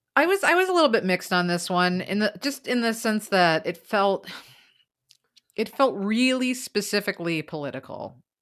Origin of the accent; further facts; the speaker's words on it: United States; I'm American